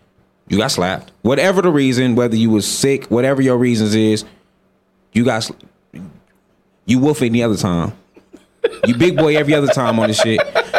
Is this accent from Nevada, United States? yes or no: yes; Las Vegas, Nevada, United States; now in Sweden; Like, I'm from Vegas. I know how this shit go.